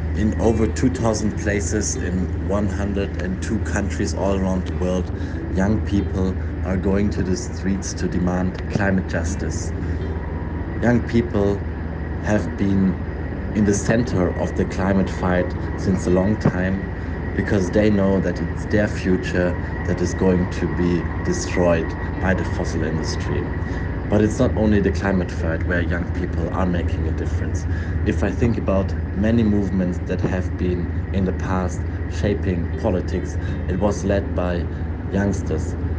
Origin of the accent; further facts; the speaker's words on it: Germany; I'm a young Green candidate from Germany for the European Parliament.